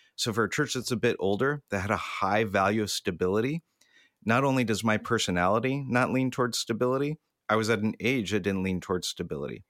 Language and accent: English; Southern California, United States; I grew up in Southern California, I've been here my entire life